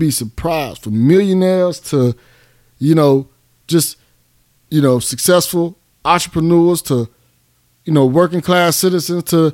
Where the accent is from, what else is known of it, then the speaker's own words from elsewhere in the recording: Miami, Florida, United States; now in Atlanta, United States; I'm from Miami. I'm from Goose. I made it out.